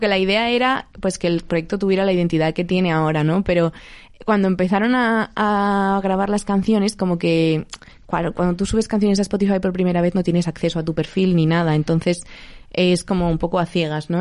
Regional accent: Elda, Valencian Community, Spain; mi casa en Elda, que yo soy de Elda de Alicante

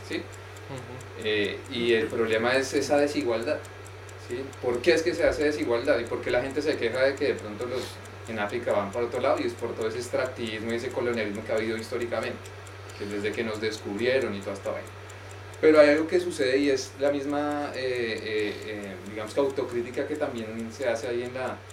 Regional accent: Colombia; now in Spain; yo vengo de Colombia también

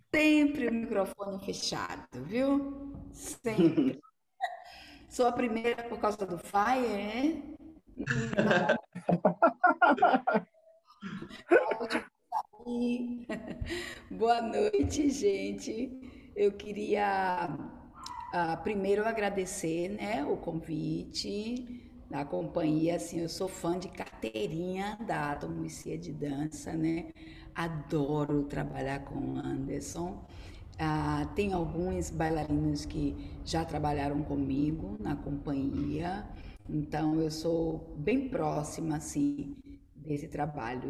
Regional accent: Salvador, Bahia, Brazil; also born or lived in Los Angeles; eu sou daqui de Salvador, sou baiana

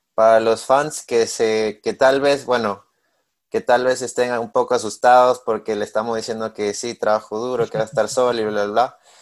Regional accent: Peru; moved away as an adult; now in Missouri, United States; soy de Perú, tengo 21 años

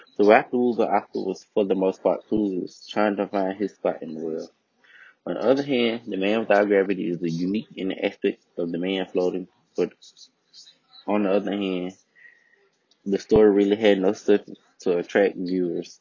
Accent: United States

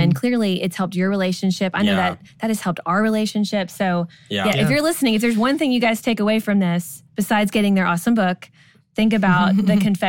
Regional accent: Kentucky, United States; we grew up in Kentucky, both of us.

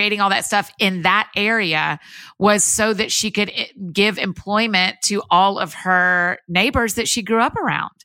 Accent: Marietta, Georgia, United States; moved away as an adult; also born or lived in Athens, Georgia; now in Nashville, United States; up until 2008, I grew up outside of Atlanta in Marietta, Georgia, kind of Kennesaw, Woodstock area

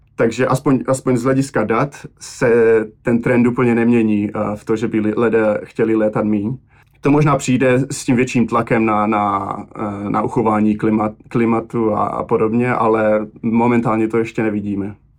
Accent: Czechia; also born or lived in Slovakia; now in Boston, United States; jsem vyrůstal v Česku

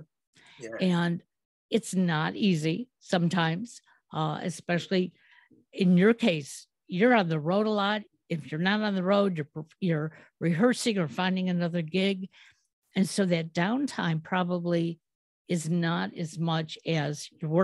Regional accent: Detroit, Michigan, United States; I'm from Motown.

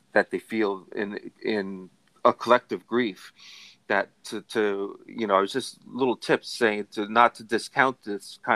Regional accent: Carteret, New Jersey, United States; I grew up in Carteret, which is in North Jersey

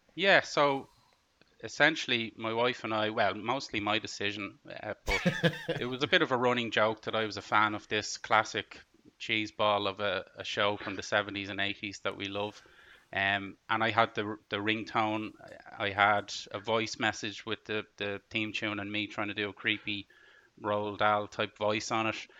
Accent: Ireland; I know I'm Irish

